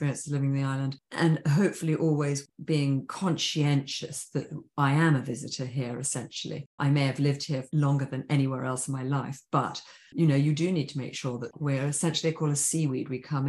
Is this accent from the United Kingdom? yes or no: yes; England, United Kingdom; I think being English, I do miss seasons.